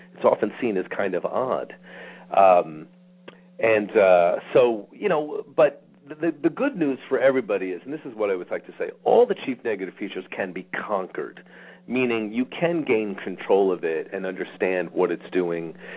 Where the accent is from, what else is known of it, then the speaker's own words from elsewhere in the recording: New York, United States; I grew up in New York